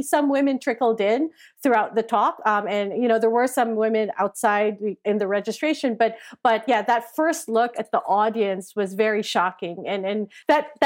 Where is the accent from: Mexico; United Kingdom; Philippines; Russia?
Philippines; I grew up in the Philippines.